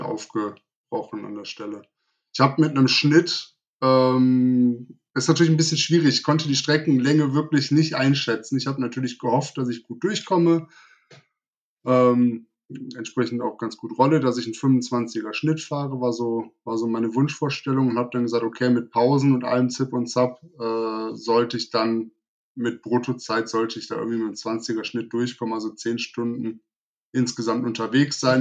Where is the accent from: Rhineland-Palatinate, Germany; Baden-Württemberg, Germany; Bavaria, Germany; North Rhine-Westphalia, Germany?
North Rhine-Westphalia, Germany; Wuppertal; Wuppertal, also in meine Heimatstadt